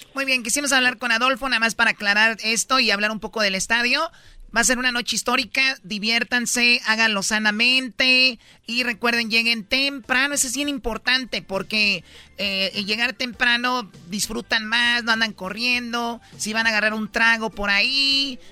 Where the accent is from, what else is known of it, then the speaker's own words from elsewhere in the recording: Jalisco, Mexico; yo soy de Jalisco